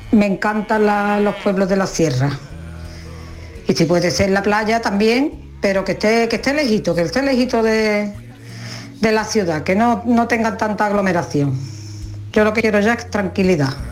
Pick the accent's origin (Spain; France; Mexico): France; Hola familia … de Francia.